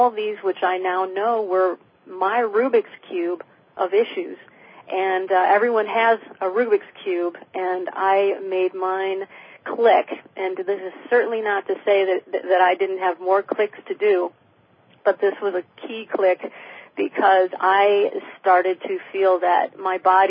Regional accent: Michigan, United States; moved away; also born or lived in New York City; where I grew up in Michigan

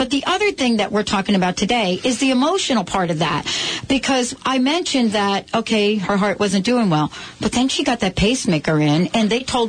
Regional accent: New Jersey, United States; growing up in New Jersey

